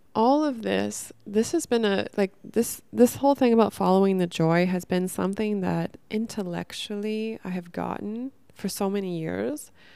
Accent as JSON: {"language": "English", "region": "Northern California", "country": "United States", "tie": "born or raised there", "said": "I grew up in Northern California"}